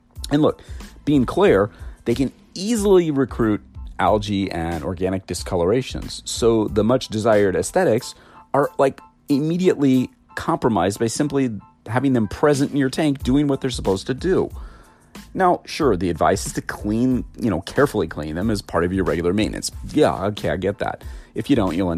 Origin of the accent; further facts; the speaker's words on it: United States; I'm American and we use inches instead of metric